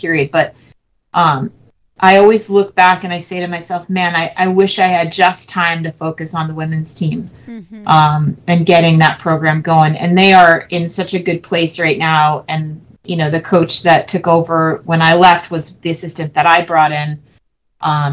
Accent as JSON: {"language": "English", "region": "New Jersey", "country": "United States", "tie": "born or raised there", "said": "I'm from New Jersey"}